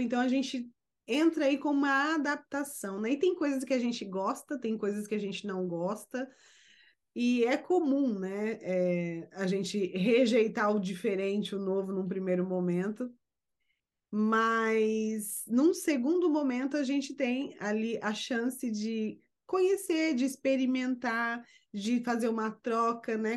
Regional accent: Brazil; now in United States; sou brasileira e moro nos Estados Unidos

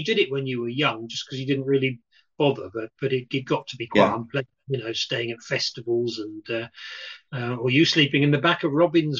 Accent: Australia; we are Australian Spanish

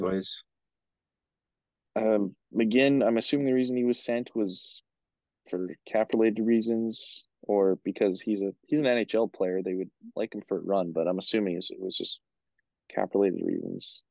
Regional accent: Beaumont, Alberta, Canada; went to school with us here in Beaumont

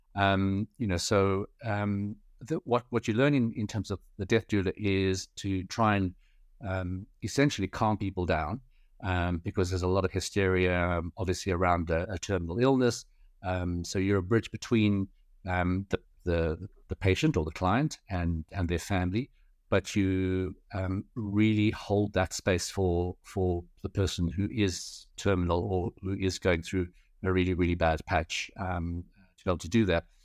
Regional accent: South Africa; also born or lived in United Kingdom / Paris; I'm third generation Chinese South African. Um, so born and bred in South Africa

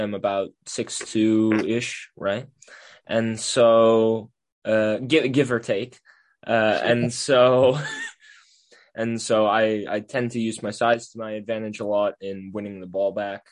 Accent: Middletown, New Jersey, United States; I'm from Middletown, New Jersey

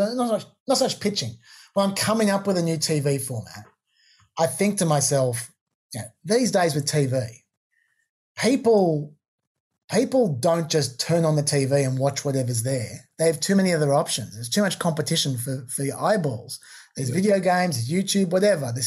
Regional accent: Australia; we're both Australian

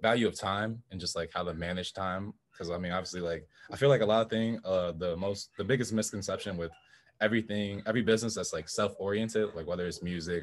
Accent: Chicago, Illinois, United States; also born or lived in Plano, Illinois; I was born in Chicago as well. We moved out to Plano, Illinois, which is like a small town outside of Chicago, about an hour, I think, like west

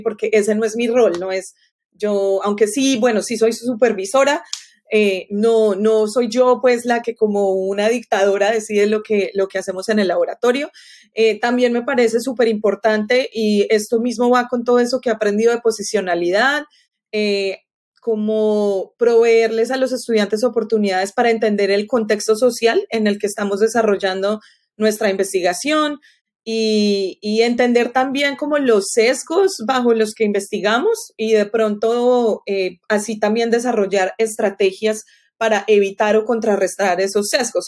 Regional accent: Colombia; now in Florida, United States; Yo crecí en Colombia

